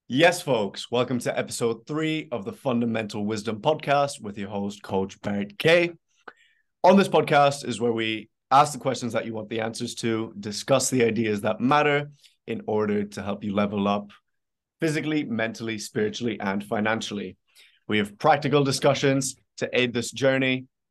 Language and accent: English; Ireland; I'm from Ireland, but this is like peak summer where I'm